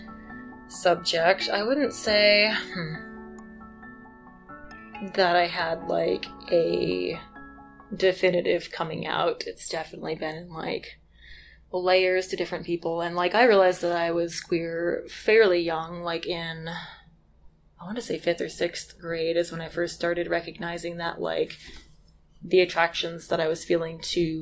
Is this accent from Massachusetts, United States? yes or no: yes; Western Massachusetts, United States; moved away as an adult; also born or lived in Wyoming; now in Moab, United States; I grew up in Western Massachusetts.